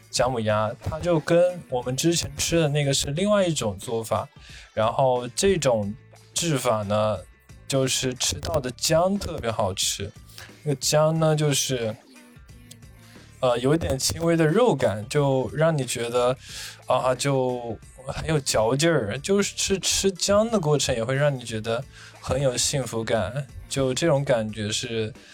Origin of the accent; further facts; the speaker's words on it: Northern Fujian, China; 我这种在明媚里长大的人